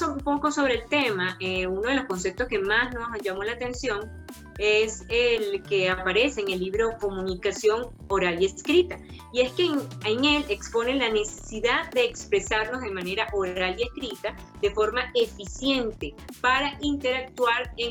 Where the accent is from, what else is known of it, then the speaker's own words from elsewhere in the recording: Venezuela; pues no lo había puesto en práctica, no había, la había ejercido en mi país, Venezuela.